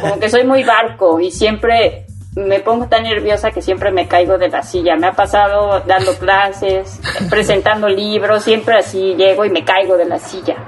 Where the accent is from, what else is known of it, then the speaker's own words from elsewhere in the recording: Cosamaloapan, Veracruz, Mexico; also born or lived in Puebla; now in Cuernavaca, Mexico; Soy de Cosamaloapan, Veracruz